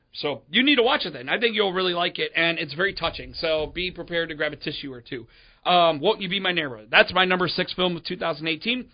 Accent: Chicagoland, Illinois, United States; we're from Chicagoland

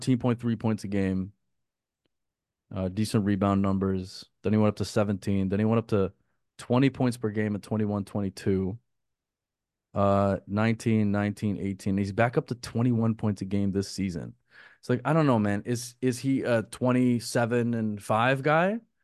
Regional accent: Canada; I just think in terms of being a Canadian, RJ is more valuable for Toronto right now.

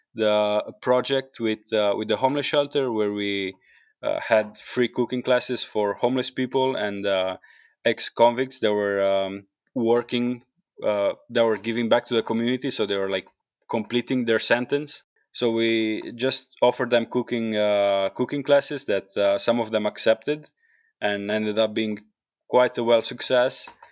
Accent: Carpino, Apulia, Italy; English is a second language; moved away as an adult; also born or lived in England; now in Iceland; coming from a small village in the south of, uh, Italy called Carpino

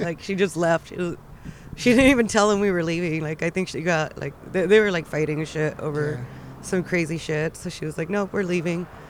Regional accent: Pomona, California, United States; I was actually born and raised in Pomona

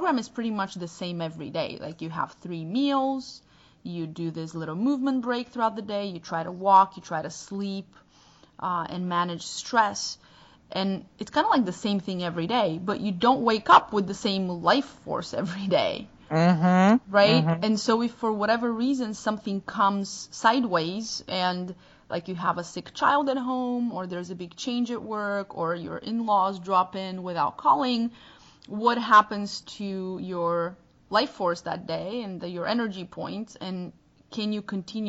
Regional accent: Bulgaria; first language Bulgarian; English is a second language; moved away; I can't speak Bulgarian on our podcast

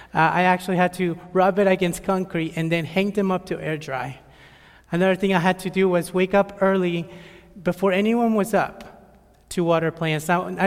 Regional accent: El Salvador; born there; I'm 21 years old. I was born in El Salvador, but sadly, if you were to ask me anything about my country, I would not be able to tell you anything.

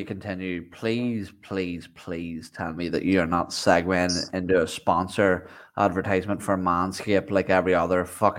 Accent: Ireland; I'm Irish

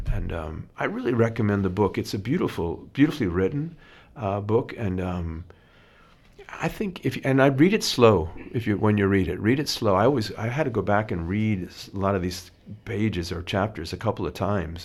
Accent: United States; being an American

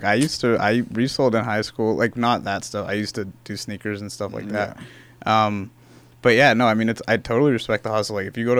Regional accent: Bay Area, California, United States; I'm from California, from the Bay Area. And I go to school at UC Santa Cruz.

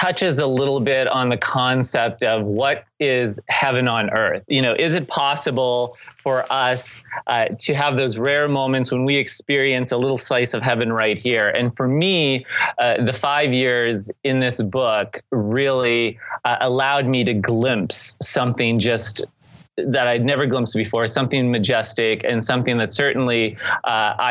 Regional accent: St. Marys, Pennsylvania, United States; moved away as an adult; we happen in our hometown of St. Mary's, Pennsylvania, to have the oldest Benedictine convent in the country

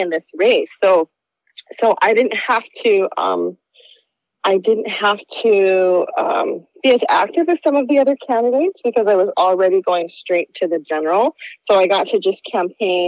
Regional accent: Dana Point, California, United States; moved away as an adult; also born or lived in New York; now in Maui, United States; I grew up in Dana Point

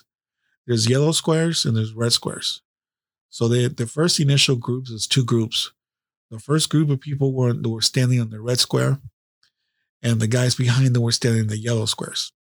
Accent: California, United States; Where are you from? California.

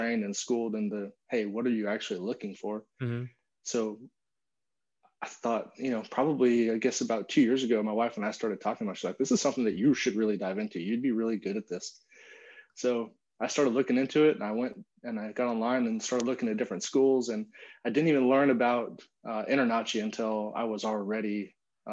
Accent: California, United States; moved away as an adult; now in Austin, United States; We grew up together in California.

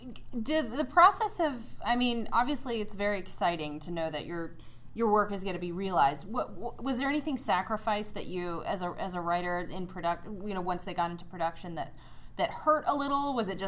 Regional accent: North Carolina, United States; North Carolina.

